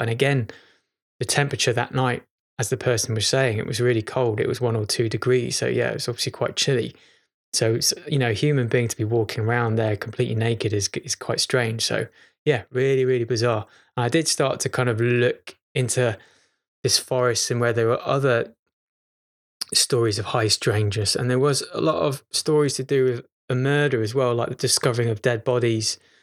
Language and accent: English; Chester, North West England, United Kingdom; moved away; I was born in Chester. This is strangely where I'm at the moment. This is my childhood home